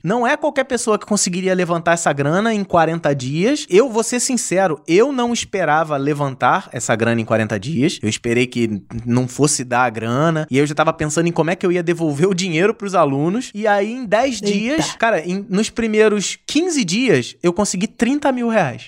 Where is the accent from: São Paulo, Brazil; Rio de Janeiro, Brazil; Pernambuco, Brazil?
Rio de Janeiro, Brazil; Eu sou aqui do Rio de Janeiro